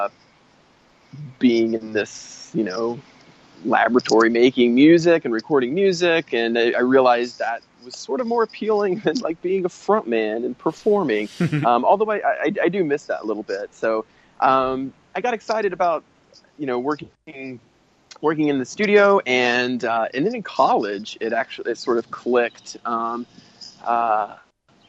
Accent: Tennessee, United States; I grew up in Tennessee, playing in a punk band

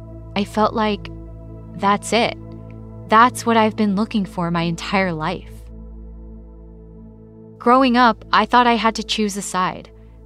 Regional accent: Los Angeles, California, United States; I was someone who grew up in Koreatown, among other Koreans and Korean Americans. And I was someone who spent years of my life pushing away the Korean side of my identity, afraid that it somehow made me less than.

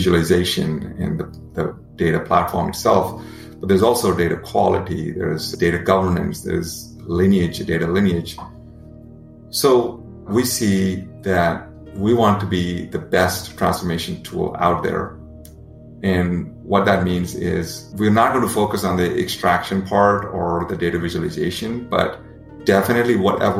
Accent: India; moved away; when I was growing up in India

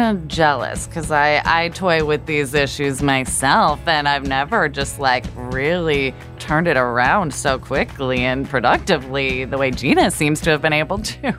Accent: Portland, Oregon, United States; moved away; Portland, Oregon. Holla at my hometown.

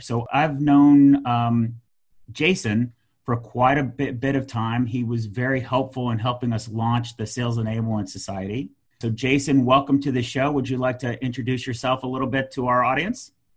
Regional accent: United States; I'm American.

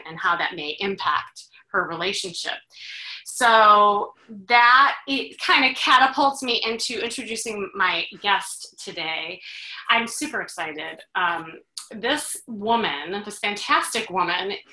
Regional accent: Chicago, Illinois, United States; I'm from Chicago

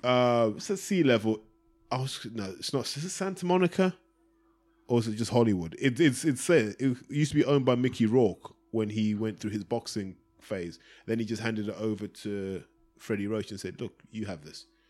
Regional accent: Zimbabwe; now in London, United Kingdom; I grew up in Zimbabwe

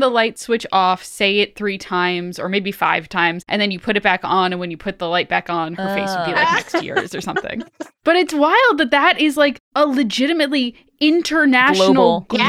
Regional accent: Ireland; as an Irish person, everyone knows a family where someone drowned.

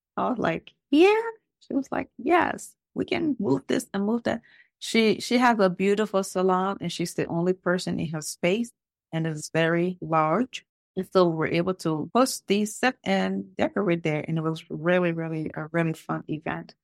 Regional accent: Liberia; now in Lawrenceville, United States; originally, I am from Liberia.

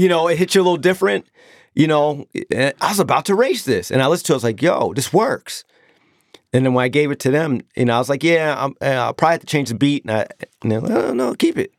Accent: Long Island, New York, United States; I'm the corny D J from Long Island

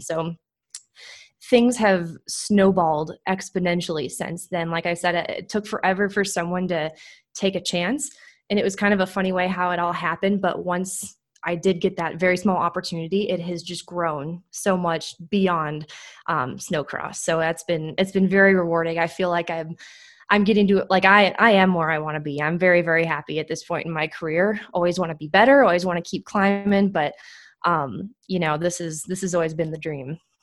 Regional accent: Minneapolis, Minnesota, United States; now in Indianapolis, United States; I'm originally from Minneapolis, up in Minnesota

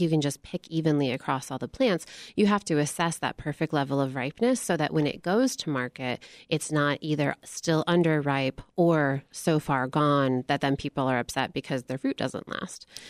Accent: Michigan, United States; I grew up in Michigan

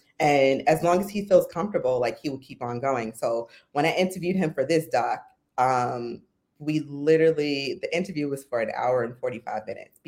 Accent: New York, United States; So I'm from New York, but I went to school at Temple University.

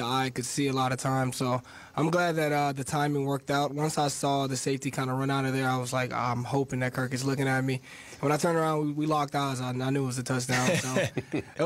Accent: Birmingham, Alabama, United States; moved away as an adult; also born or lived in Nebraska; born and raised in Alabama, Birmingham, Alabama

